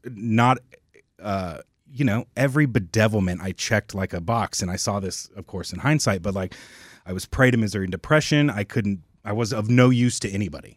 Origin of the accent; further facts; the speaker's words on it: Oklahoma, United States; also born or lived in California; I was born in California. I moved out to Oklahoma when I was young, but, um, I did, like, all of high school and everything out there